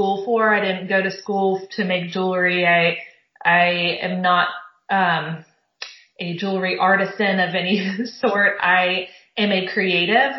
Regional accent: Southern California, United States; I grew up in Southern California

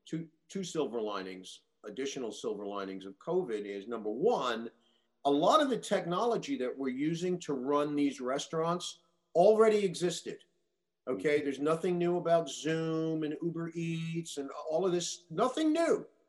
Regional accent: Queens, New York, United States; I grew up in Queens. I know it really.

